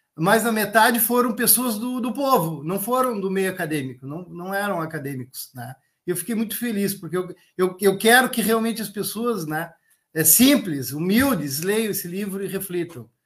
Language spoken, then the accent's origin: Portuguese; Brazil; enquanto brasileiros